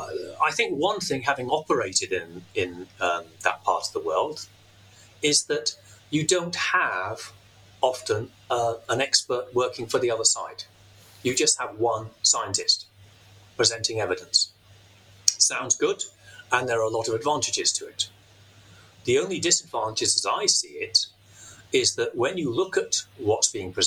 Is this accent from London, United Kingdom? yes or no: no; Glasgow, Scotland, United Kingdom; accent: Glaswegian; I was born there, I brought up there, and I did so much of my professional life there. If I gave my Glaswegian accent, you would have a real bit of a problem.